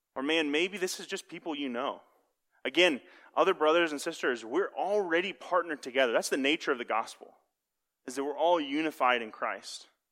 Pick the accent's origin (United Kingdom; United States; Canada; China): United States; Kansas City; I'm from Kansas City